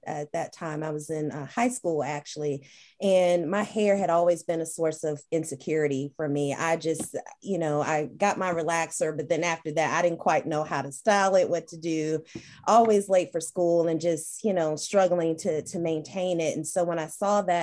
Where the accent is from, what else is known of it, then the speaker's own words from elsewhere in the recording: Charlotte, North Carolina, United States; also born or lived in Danville, Virginia; my family, we're from Danville, Virginia, small little country town, and I grew up in Charlotte